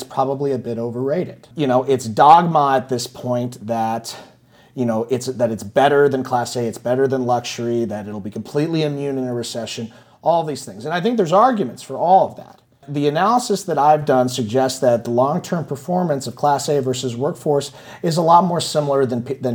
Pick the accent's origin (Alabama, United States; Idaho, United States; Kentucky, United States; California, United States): California, United States; San Francisco; I'm from San Francisco